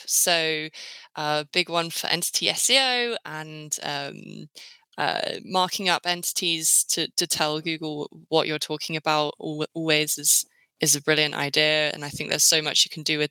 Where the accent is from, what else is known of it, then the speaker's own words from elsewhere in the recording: Luton, East of England, United Kingdom; now in London, United Kingdom; born in Luton, nice, big up Luton. And now I live in London.